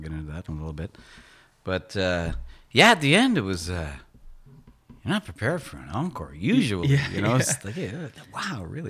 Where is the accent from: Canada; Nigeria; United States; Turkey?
Canada; Shannon, Quebec; also born or lived in Sherbrooke, Quebec; now in Wakefield, Canada; I was born in Sherbrooke, Quebec, but as a young baby, we moved to Shannon, which was my dad's hometown. It's a little ways northwest of Quebec City.